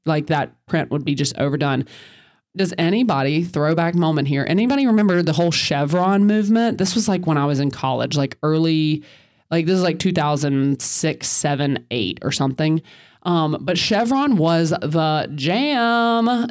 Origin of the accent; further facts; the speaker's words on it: the South, United States; I'm from the South